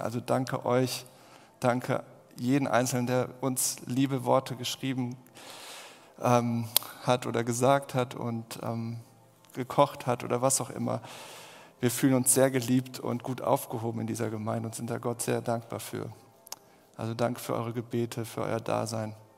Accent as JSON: {"language": "German", "country": "Germany", "said": "wir sind ja als Deutsche eh sehr kritisch"}